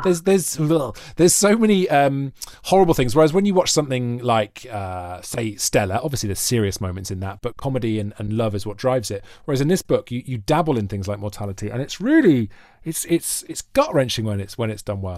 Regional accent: Wales, United Kingdom; moved away; as a Welshman

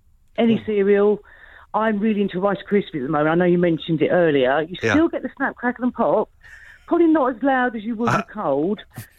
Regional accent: Wales, United Kingdom; moved away; I grew up in Wales and was born in Wales, and a lot of family still there.

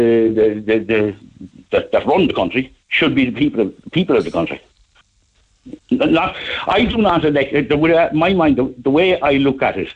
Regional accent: Youghal, Munster, Ireland; I'm from Yall. I live in Yall

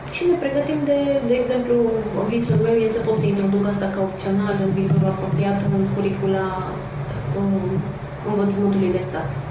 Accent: Transylvania, Romania; moved away as an adult; also born or lived in Cluj-Napoca; now in Bucharest, Romania; Sunt ardeleancă

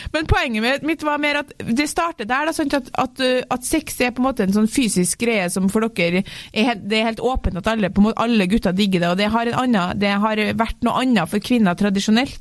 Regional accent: Trøndelag, Norway; jeg er trønder

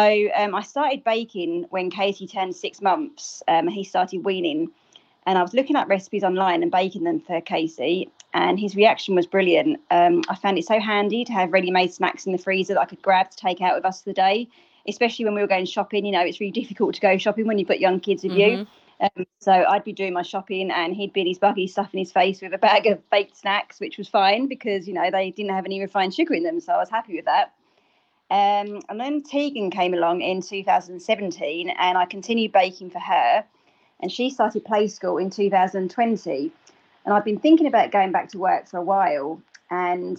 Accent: England, United Kingdom; moved away as an adult; now in Wexford, Ireland; I'm obviously English. I moved over here in 2013.

